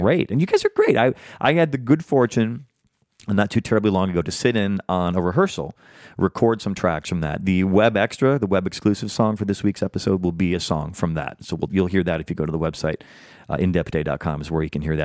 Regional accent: Iowa, United States; moved away; growing up in the Midwest

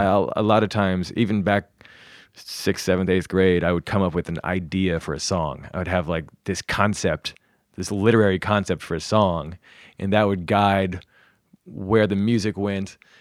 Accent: South Carolina, United States; also born or lived in New York, United States; now in Los Angeles, United States; I grew up mainly in South Carolina, some in North Carolina.

